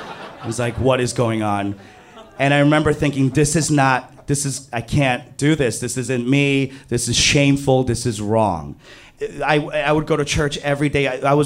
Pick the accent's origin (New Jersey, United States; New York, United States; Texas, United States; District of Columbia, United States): New York, United States; New York City; I grew up in Flushing, Queens. Queens is a borough in New York City.